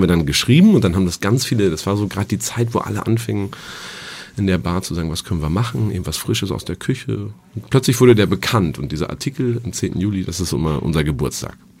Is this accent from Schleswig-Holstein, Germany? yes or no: no; Dinklage, Lower Saxony, Germany; now in Hamburg, Germany; ich komme gewöhnlich aus Dinklage und das, bin aufgewachsen in einem im Landgasthof Meier in Bünne